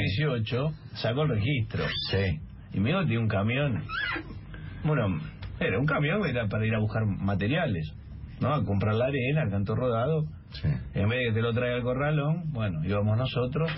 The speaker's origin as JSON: {"language": "Spanish", "country": "Argentina", "said": "también argentino yo"}